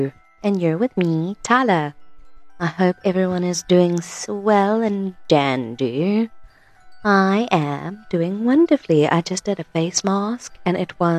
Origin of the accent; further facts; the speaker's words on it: Krugersdorp, Gauteng, South Africa; I am from Krugersdorp, born and bred